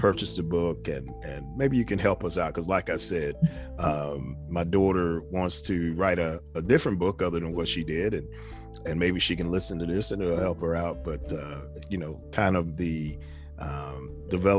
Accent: New York, United States; I'm a kid from New York

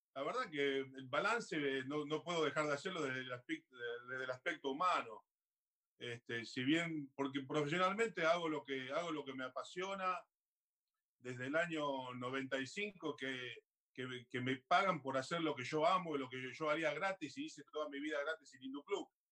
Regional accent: Argentina; moved away as an adult; also born or lived in Australia; now in Paris, France; yo soy, tengo raíces, soy argentino

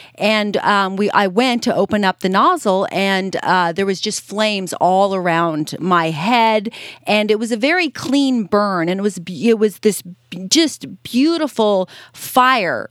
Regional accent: Las Vegas, Nevada, United States; being born and raised in Vegas, I just, uh, you know, it, being a, a child growing up in Las Vegas

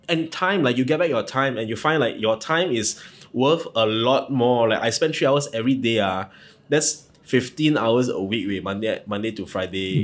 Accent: Ipoh, Perak, Malaysia; moved away as an adult; now in Kuala Lumpur, Malaysia; I'm not from here. I'm from Ipoh

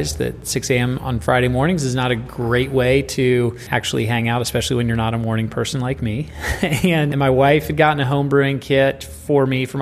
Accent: Japan; moved away; I grew up in Japan

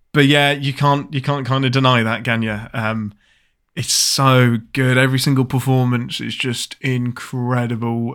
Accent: England, United Kingdom; I'm your Englishman

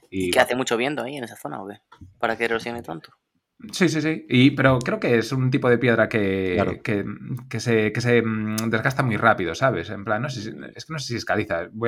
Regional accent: Galicia, Spain; Pues el del Miño, por ejemplo, nosotros que somos gallegos, sería un pecado no ir.

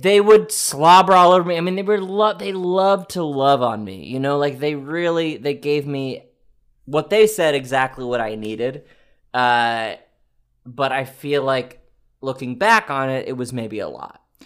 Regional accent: Quebec, Canada; I was born in Canada

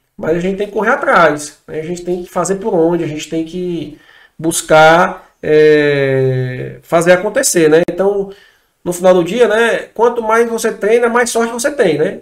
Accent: Fortaleza, Ceará, Brazil; sou de Fortaleza

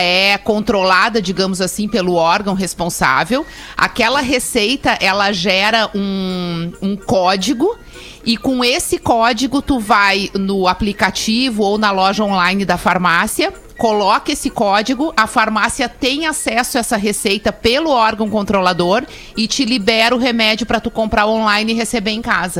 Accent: Rio Grande do Sul, Brazil; accent: gaúcho

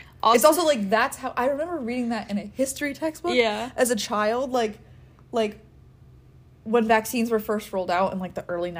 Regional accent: United States; growing up in America and as a privileged white child in the 21st century

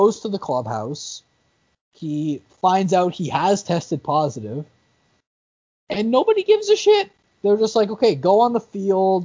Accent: Canada; we're a Canadian

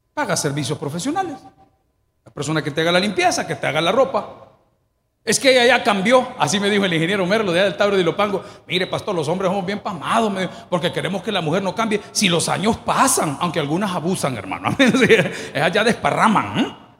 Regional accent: El Salvador; yo, como hombre salvadoreño, indio

